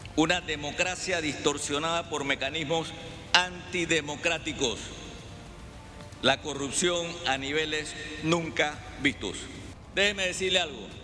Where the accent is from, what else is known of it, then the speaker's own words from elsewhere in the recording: Panama; como panameños